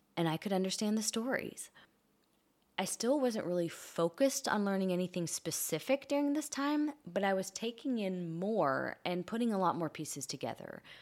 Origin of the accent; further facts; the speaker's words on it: Kentucky, United States; first language English; moved away; I grew up in Kentucky in the southern United States, where English was the only language around me.